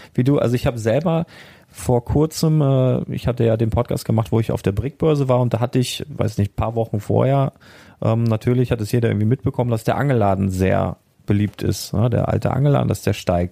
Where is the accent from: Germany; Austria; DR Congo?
Germany; Northern Germany; ich komme ja aus dem Norden